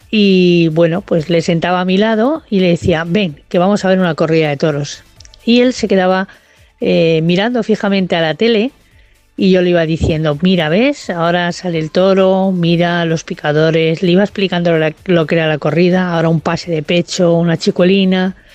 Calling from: Madrid, Community of Madrid, Spain; Hola, buenas noches. … de Madrid.

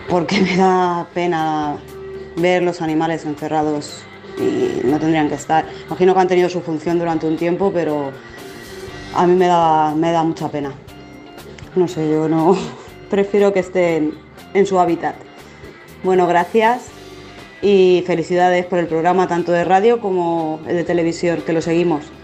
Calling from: Alicante, Valencian Community, Spain; Hola, soy … de Alicante, que hablé con vosotros hace poco

